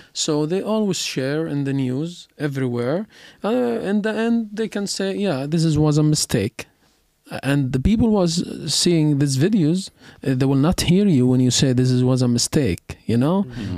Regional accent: Gaza Strip, Palestine; moved away; I'm from Gaza

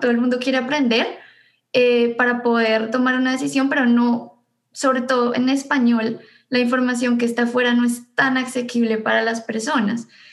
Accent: Bogotá, Colombia; moved away as an adult; also born or lived in Ithaca, United States; now in United States; yo soy bogotana. Eh, nací y viví toda mi vida en Bogotá antes de venir acá

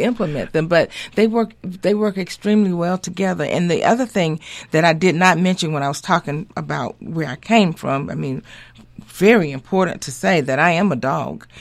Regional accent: Montgomery, Alabama, United States; also born or lived in Atlanta, Georgia; I was raised in Montgomery, Alabama

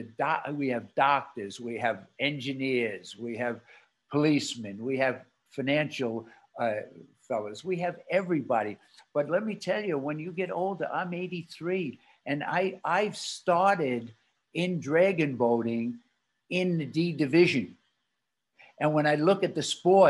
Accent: New York City, New York, United States; my wife and I were born in Brooklyn

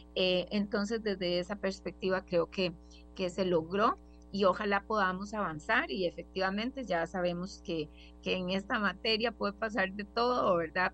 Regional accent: Costa Rica; como, como costarricenses

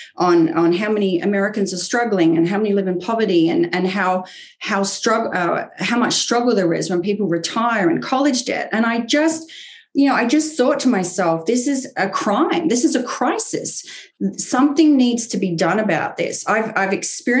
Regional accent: Queensland, Australia; moved away as an adult; also born or lived in England; now in United States; I was born in England, but I grew up in Australia

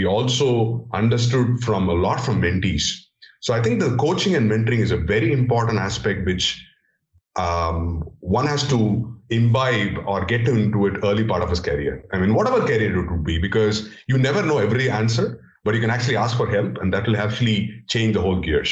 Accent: India; English is a second language; growing up in India, coming up from a remote village and trying to understand, get hold of English as a language, as a foreign language

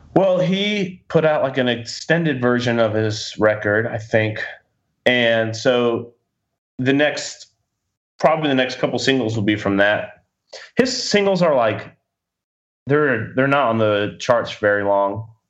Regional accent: Florida, United States; moved away; I'm from Florida

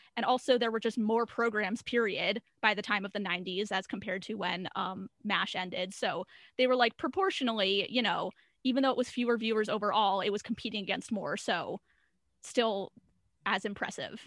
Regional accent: Boston, Massachusetts, United States; I'm from the Boston area

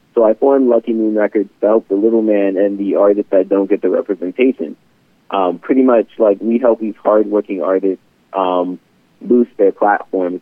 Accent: Philadelphia, Pennsylvania, United States; moved away as an adult; now in Gilbert, United States; originally, I am a Philadelphia native. I am from the East Coast myself, but um, I moved over um, to Arizona for college

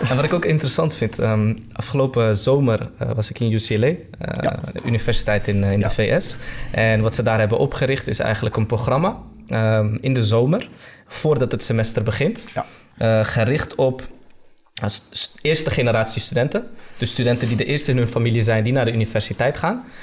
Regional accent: Netherlands; En heel veel vakken, en wij mochten als Nederlanders...

